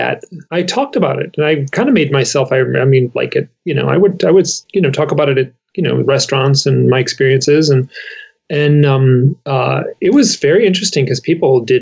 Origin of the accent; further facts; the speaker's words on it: Michigan, United States; We're both from Michigan